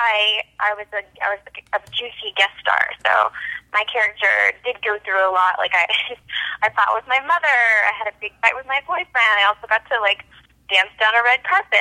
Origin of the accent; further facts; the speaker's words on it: Dallas, Texas, United States; also born or lived in Austin, Texas; I'm from Dallas, Texas